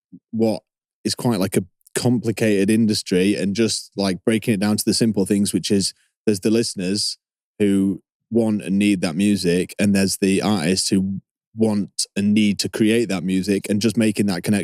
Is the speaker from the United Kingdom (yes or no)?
yes; Sheffield, Yorkshire and the Humber, United Kingdom; We are a band from Sheffield, England called